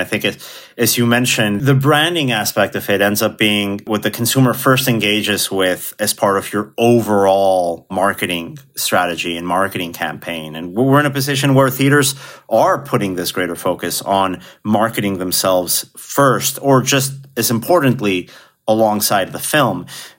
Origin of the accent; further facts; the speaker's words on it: Mexico; I grew up internationally in Mexico, going to a Cinemark theater in my hometown.